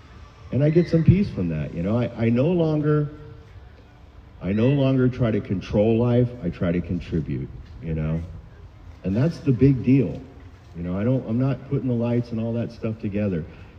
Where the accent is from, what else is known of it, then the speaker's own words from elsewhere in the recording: Huntington, United States; Because I'm from Huntington.